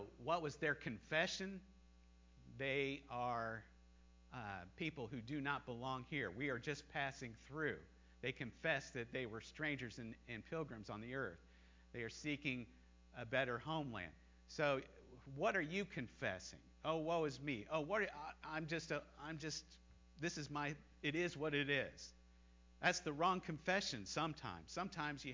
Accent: United States; moved away as an adult; also born or lived in China; I never stopped being an American. And I always looked forward to the time that I was going to go home and visit my homeland, visit my home country

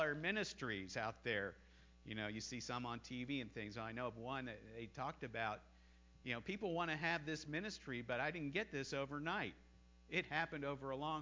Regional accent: United States; moved away as an adult; also born or lived in China; I never stopped being an American. And I always looked forward to the time that I was going to go home and visit my homeland, visit my home country

